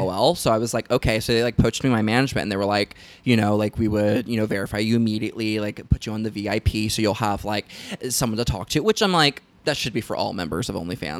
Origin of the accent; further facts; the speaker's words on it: the South, United States; moved away; I was raised in the South